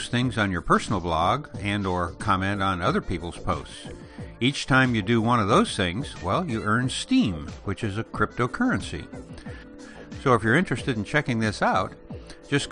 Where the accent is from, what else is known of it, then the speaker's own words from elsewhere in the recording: Elgin, Illinois, United States; moved away; I grew up on the outskirts of Chicago in the small town of Elgin